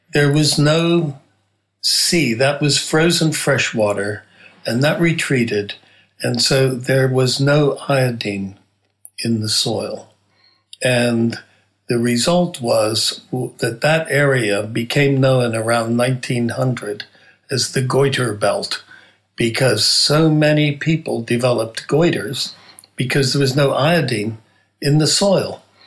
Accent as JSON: {"language": "English", "region": "Nebraska", "country": "United States", "moved": "yes", "said": "I'm originally from Nebraska"}